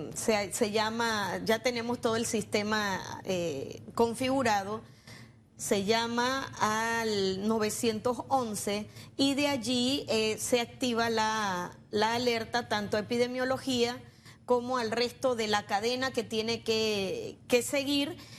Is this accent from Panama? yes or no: yes; Panama; nosotros en Panamá